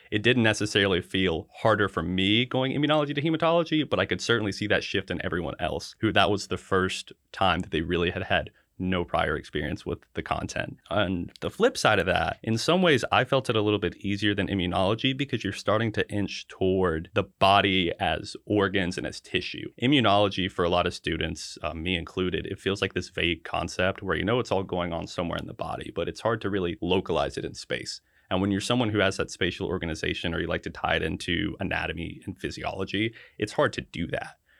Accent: Hickory, North Carolina, United States; I was born and raised in Hickory, North Carolina, which is kind of right at the halfway point between Charlotte and Asheville.

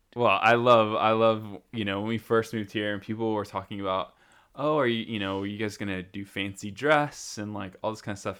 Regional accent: United States; moved away as an adult; now in United Kingdom; being an American in the U K

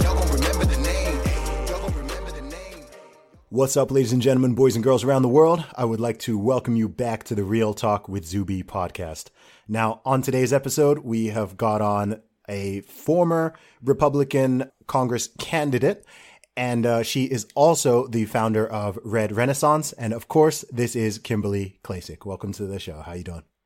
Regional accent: England, United Kingdom; an Englishman

